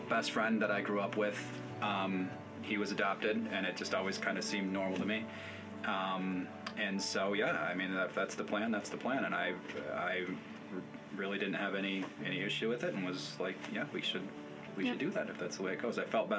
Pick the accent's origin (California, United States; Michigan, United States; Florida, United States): Michigan, United States; Jenison; also born or lived in Grand Rapids; now in Hudsonville, United States; I grew up in Jenison, also lived in Grand Rapids for a while with her